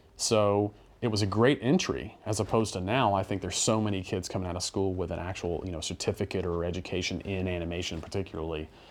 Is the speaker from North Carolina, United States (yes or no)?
yes; North Carolina, United States; moved away as an adult; North Carolina